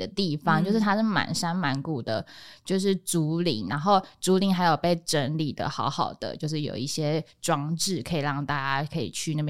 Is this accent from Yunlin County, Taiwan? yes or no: yes; Mailiao, Yunlin County, Taiwan; moved away; 其实我老家就是在云林的海线，就是麦寮那边，